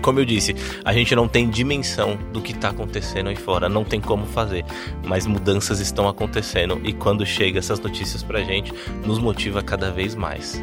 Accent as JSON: {"language": "Portuguese", "region": "São Paulo", "country": "Brazil", "moved": "as an adult", "lives_now": "Campina Grande, Brazil", "said": "eu sou de São Paulo, né? Mas já estou há cinco anos em Campina Grande."}